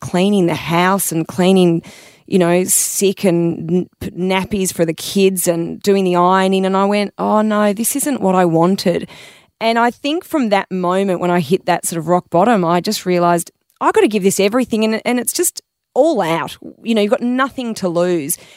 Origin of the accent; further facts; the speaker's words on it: Melbourne, Victoria, Australia; I grew up in Melbourne